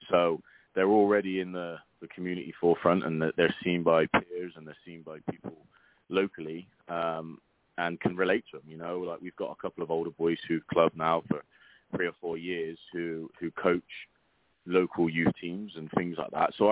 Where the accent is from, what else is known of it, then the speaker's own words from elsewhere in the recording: England, United Kingdom; now in Oklahoma City, United States; Uh, I've uh, been in uh, Oklahoma City since 2010. I'm originally from England. Um, so we got here 2010.